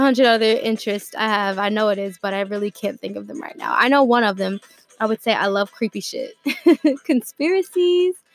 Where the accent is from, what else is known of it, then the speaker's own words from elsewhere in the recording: Atlanta, Georgia, United States; I'm from Atlanta, Georgia